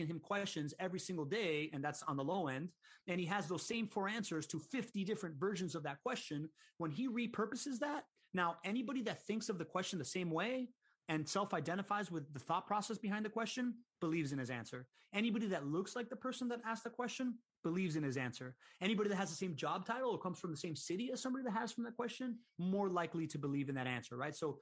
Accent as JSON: {"language": "English", "town": "Miami", "region": "Florida", "country": "United States", "tie": "born or raised there", "said": "I grew up in Miami."}